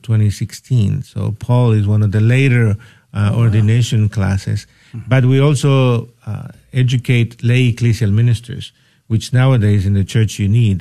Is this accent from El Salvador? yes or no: yes; El Salvador; moved away; I'm originally from El Salvador, and I've been ordained 24 years